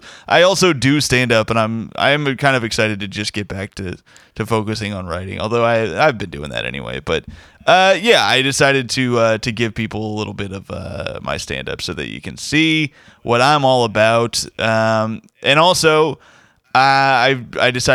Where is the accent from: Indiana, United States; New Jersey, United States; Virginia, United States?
Indiana, United States; he's a fellow Indiana man. So two Indiana comics